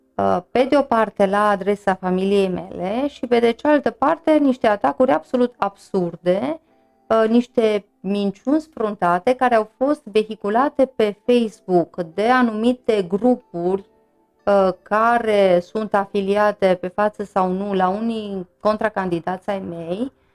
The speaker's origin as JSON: {"language": "Romanian", "town": "Târgu Mureș", "region": "Mureș County", "country": "Romania", "tie": "born or raised there", "said": "eu m-am născut în Târgu Mureș, am învățat în Târgu Mureș, am trăit de când mă știu în Târgu Mureș"}